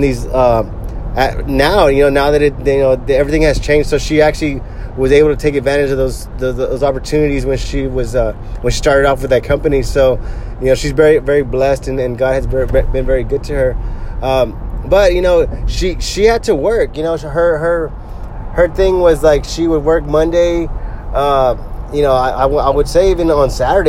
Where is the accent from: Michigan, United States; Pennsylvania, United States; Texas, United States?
Texas, United States; Corpus Christi; also born or lived in Bay City, Texas; I grew up here in Corpus Christi, Texas. We moved here I was like 3 years old, and we used to live in Bay City, Texas